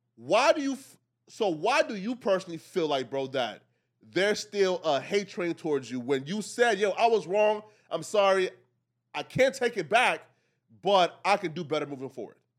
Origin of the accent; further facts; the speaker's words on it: Liberia; moved away; I'm from Africa, right? I was actually born in Liberia.